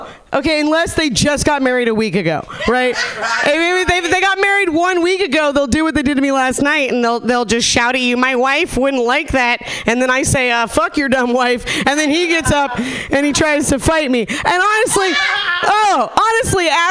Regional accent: Nevada City, California, United States; moved away; I'm from a really small hippy dippy town, Nevada City

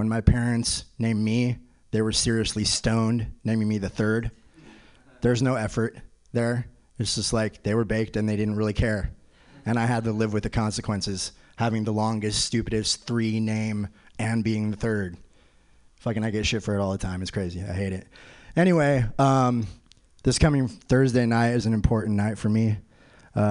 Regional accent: Concord, California, United States; also born or lived in Sacramento; I'm actually from Concord

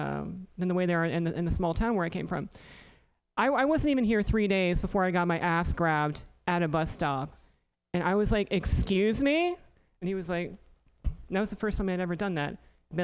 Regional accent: Elizabeth City, North Carolina, United States; The only thing harder than growing up in Elizabeth City in the late 80s was being transgender in the late 80s in Elizabeth City in the South, right?

